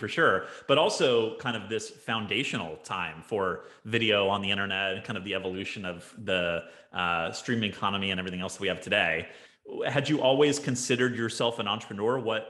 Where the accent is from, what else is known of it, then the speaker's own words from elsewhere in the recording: Bakersfield, California, United States; also born or lived in Texas; I grew up in Bakersfield, California.